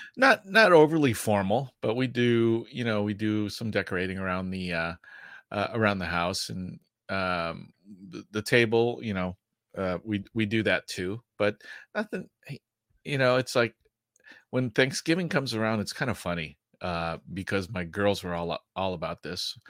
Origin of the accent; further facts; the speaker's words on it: Midwest, United States; I grew up in the Midwest